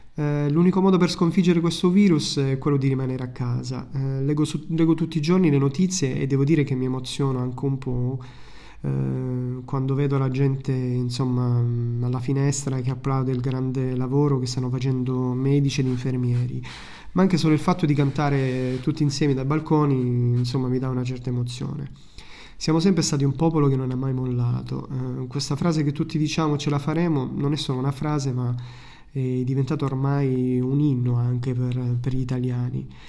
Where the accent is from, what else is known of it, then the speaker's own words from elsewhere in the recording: Italy; now in Malta; Sono orgoglioso del mio paese e sono orgoglioso di essere italiano